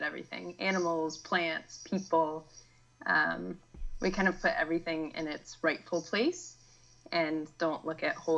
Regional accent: West Virginia, United States; I grew up in West Virginia, really close to Washington, D.C.

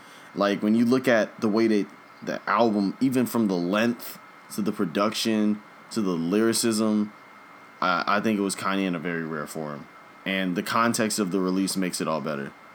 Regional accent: Ridgeway, Virginia, United States; I'm from Ridgeway, Virginia.

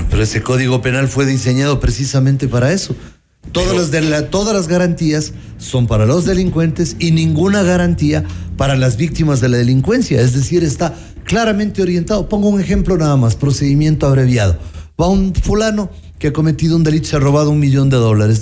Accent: Quito, Pichincha, Ecuador; presionar como quiteños

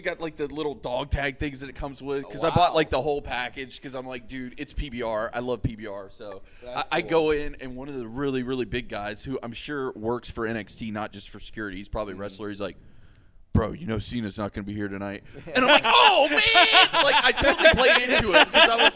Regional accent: United States; I'm from Polk County and I'm a redneck

